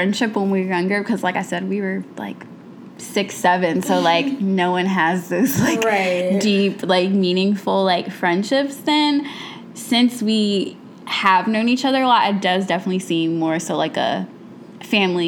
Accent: Atlanta, Georgia, United States; moved away as an adult; also born or lived in Miami; now in Chicago, United States; I grew up in Atlanta, so we don't usually get hit by hurricanes

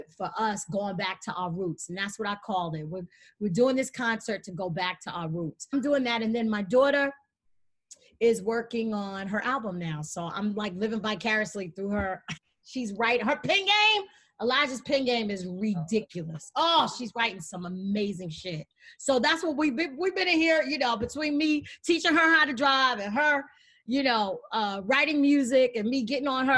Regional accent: New York City, New York, United States; we're both from Jamaica, Queens.

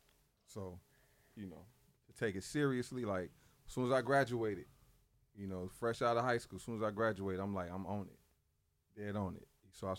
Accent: Roseland, Illinois, United States; Yeah, Hunnids Park. Roseland.

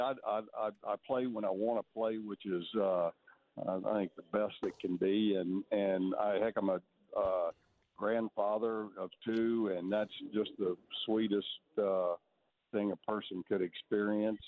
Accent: Texas, United States; growing up in Texas

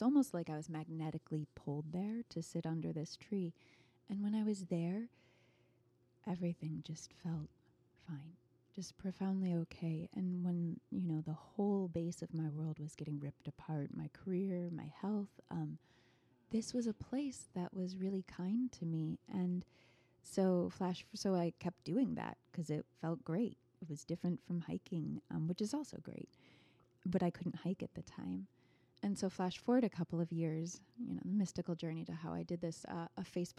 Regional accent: Ireland; So I'm Irish. I grew up partly in Ireland.

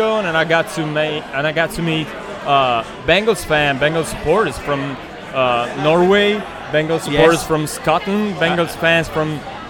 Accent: Asti, Piedmont, Italy; I'm from the north, northwest, nearside Turin.

